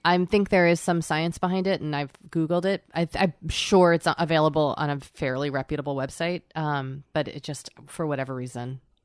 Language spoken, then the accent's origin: English; Boston, Massachusetts, United States; I'm from Boston.